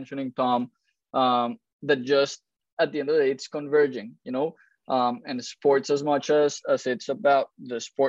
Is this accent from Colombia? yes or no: yes; Colombia; moved away as an adult; also born or lived in Miami; now in United States; I'm originally from Colombia, moved to the US in 2006